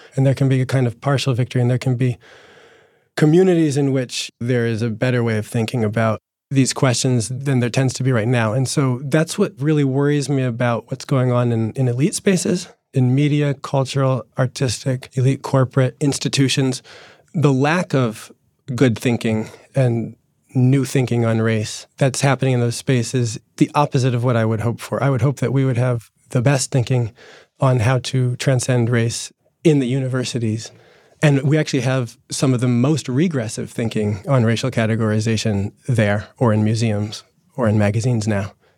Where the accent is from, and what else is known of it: New Jersey, United States; born or raised there